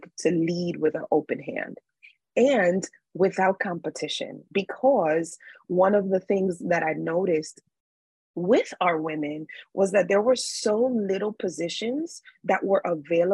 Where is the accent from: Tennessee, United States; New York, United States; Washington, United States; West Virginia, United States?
New York, United States; New York City; I grew up in New York City, which is a very busy, busy city.